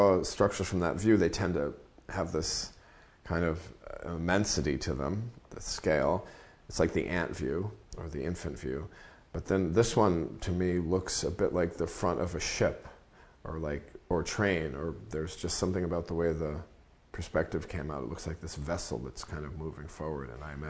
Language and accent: English; Bergen County, New Jersey, United States; now in Nyack, United States; I didn't grow up in Nyack. I grew up in Bergen County down the road, but I would come up on weekends as a kid.